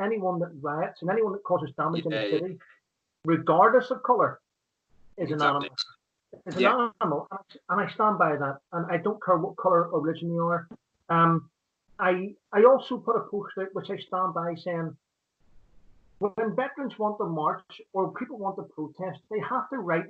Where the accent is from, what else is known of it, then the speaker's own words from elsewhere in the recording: Northern Ireland, United Kingdom; I grew up in Northern Ireland